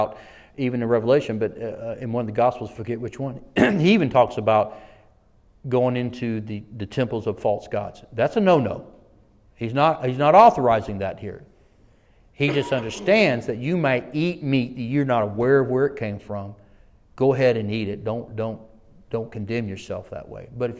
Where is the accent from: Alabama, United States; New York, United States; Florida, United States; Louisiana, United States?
Alabama, United States; Selma; I'm from the South. I was born in the city that the civil rights was birthed in, Selma, Alabama